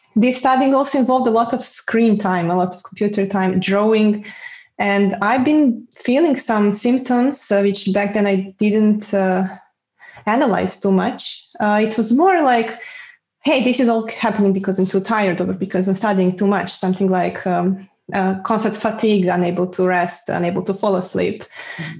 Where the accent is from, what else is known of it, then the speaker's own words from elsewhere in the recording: Belgrade, Serbia; moved away as an adult; also born or lived in Spain / Bulgaria; now in Netherlands; I was back then in Belgrade in Serbia uh, ah. that is my hometown.